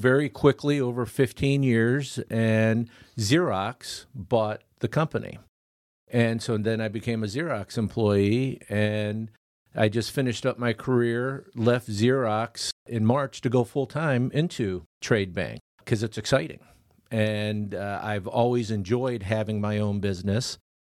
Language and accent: English; Clearwater, Florida, United States; also born or lived in Riverview, Michigan; grew up over in Clearwater